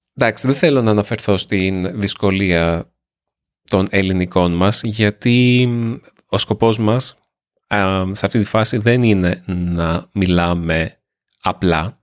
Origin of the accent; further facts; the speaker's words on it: Nea Smyrni, Attica, Greece; also born or lived in Australia; εγώ είμαι από τη Νέα Σμύρνη. Εγώ γεννήθηκα στη Νέα Σμύρνη.